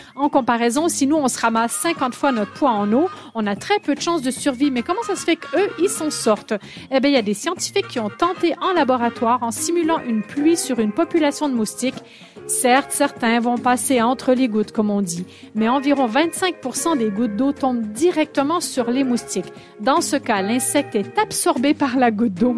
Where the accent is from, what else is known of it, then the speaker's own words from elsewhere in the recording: Quebec, Canada; accent: québécois; moved away; mon accent québécois